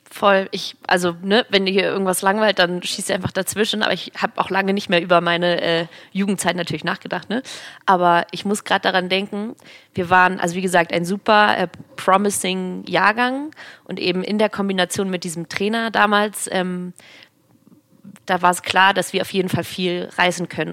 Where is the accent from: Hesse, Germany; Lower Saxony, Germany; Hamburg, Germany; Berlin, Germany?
Hamburg, Germany; Ich bin gebürtige Hamburgerin